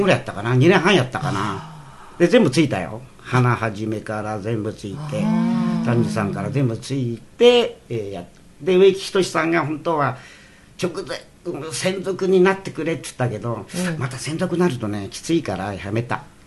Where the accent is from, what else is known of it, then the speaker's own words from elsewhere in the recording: Iwate, Japan; moved away; 俺ちょうど岩手県 出身だから